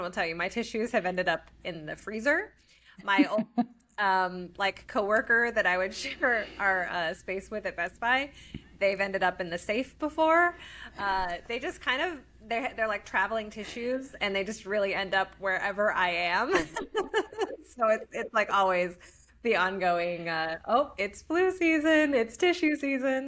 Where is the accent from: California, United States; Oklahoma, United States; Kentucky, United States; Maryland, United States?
Oklahoma, United States; Norman; moved away as an adult; also born or lived in Texas; now in Austin, United States; originally, I'm from Oklahoma, Norman.